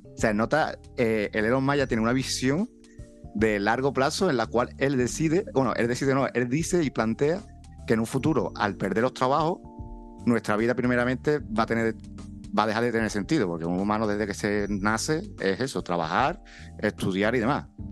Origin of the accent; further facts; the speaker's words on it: Andalusia, Spain; yo soy de los que siempre que voy fuera, siempre digo Andalucía. Son irte pa' abanderar lo que es mi tierra